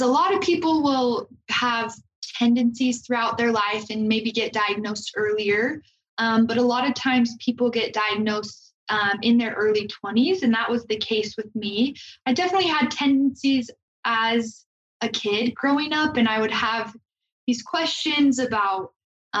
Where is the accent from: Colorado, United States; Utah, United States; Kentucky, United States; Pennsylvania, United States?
Utah, United States; Logan; I'm from Logan, and I came to BYU right after high school